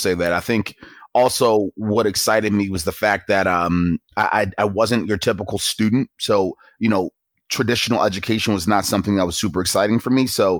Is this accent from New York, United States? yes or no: no; Baltimore, Maryland, United States; I grew up in Baltimore, Maryland, not a very friendly area from an aesthetic and an environment point of view